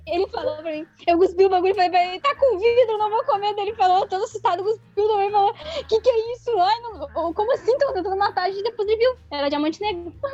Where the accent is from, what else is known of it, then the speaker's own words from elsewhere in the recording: Canoas, Rio Grande do Sul, Brazil; estou de Canoas, Rio Grande do Sul